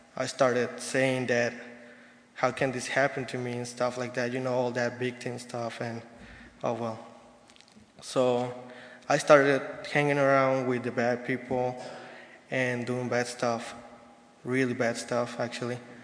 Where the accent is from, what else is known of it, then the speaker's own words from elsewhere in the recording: Mexico City, Mexico; moved away; I'm from Mexico City, Mexico